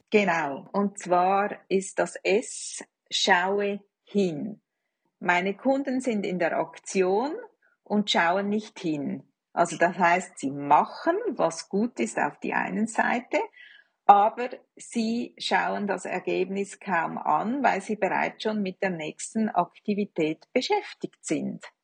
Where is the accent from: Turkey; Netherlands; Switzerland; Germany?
Switzerland; als Schweizerin muss ich